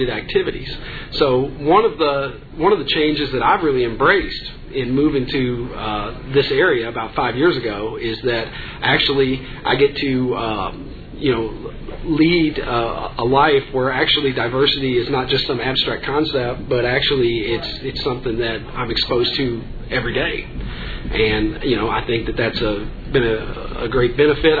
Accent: Kentucky, United States; accent: twang; moved away as an adult; now in Bolingbrook, United States; I've got a little bit of a twang to my voice. I grew up in Kentucky

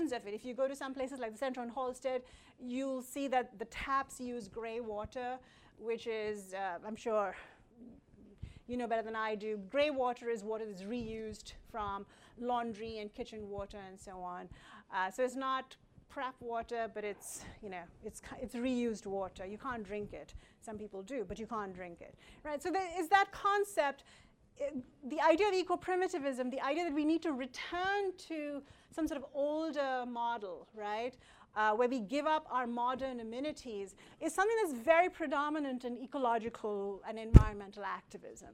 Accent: India; I come from India

